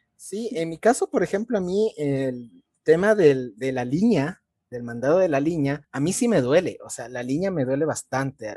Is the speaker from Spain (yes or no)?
no; Ecuador; como ecuatorianos